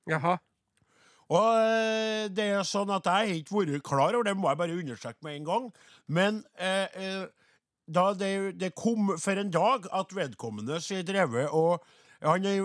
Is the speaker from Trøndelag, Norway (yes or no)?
yes; Trøndelag, Norway; vi er jo bare fra Namdalen hele gjengen, da. Men uh, Sint, ja, sauebønder i Nord-Trøndelag.